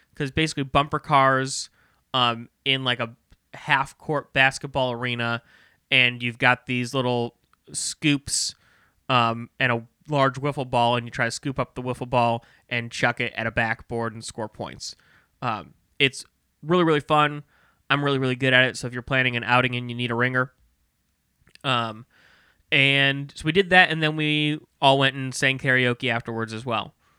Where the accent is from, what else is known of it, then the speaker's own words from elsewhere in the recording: Maryland Heights, Missouri, United States; I grew up in Maryland Heights.